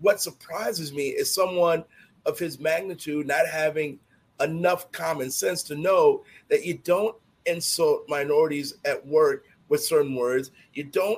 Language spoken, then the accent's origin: English; Chicago, Illinois, United States; my block growing up in Chicago.